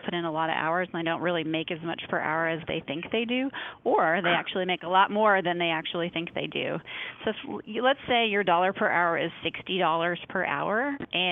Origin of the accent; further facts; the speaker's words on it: Midwest, United States; moved away; I grew up in the Midwest and my whole family comes from like a, you know, Minnesota farm culture